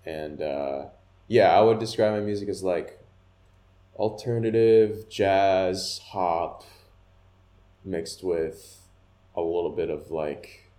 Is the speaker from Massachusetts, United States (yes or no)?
yes; Grafton, Massachusetts, United States; now in Boston, United States; I'm from Grafton, Massachusetts. So it's about 40 minutes away from the city